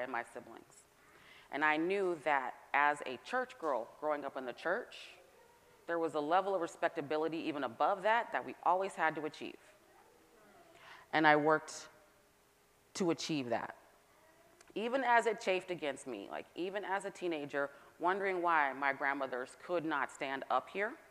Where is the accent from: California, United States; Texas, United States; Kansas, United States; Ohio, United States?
California, United States; Northern; also born or lived in Atlanta, Georgia; now in Massachusetts, United States; I'm from Northern California